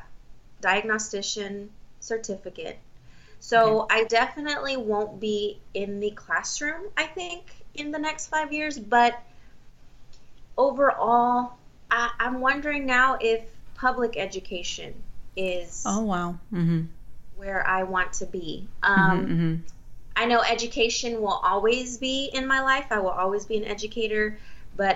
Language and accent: English; Texas, United States; first language Spanish; English is a second language; I am a native Spanish speaker, but it's something that I lost to the Texas public education system